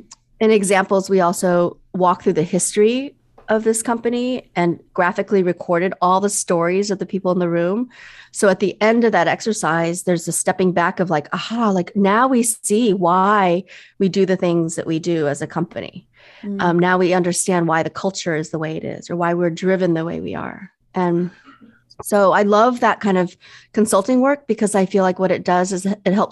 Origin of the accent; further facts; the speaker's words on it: Midwest, United States; also born or lived in overseas; I'm Chinese American. I was mm-hmm. born overseas and I was raised in the Midwest